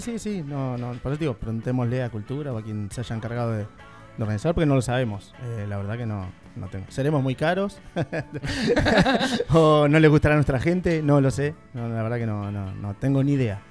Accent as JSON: {"language": "Spanish", "town": "Tandil", "region": "Buenos Aires Province", "country": "Argentina", "said": "somos una banda de 18 años de Tandil, somos parte de Tandil"}